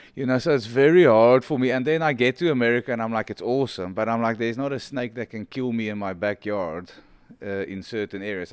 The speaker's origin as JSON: {"language": "English", "country": "South Africa", "said": "I didn't grow up as a South African. I grew up almost as a world"}